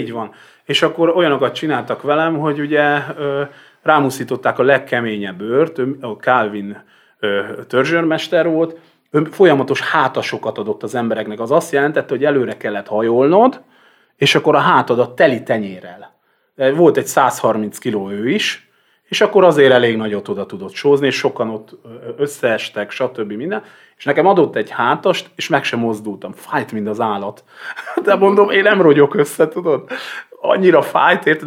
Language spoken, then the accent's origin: Hungarian; Vas, Hungary; én Vas megyei vagyok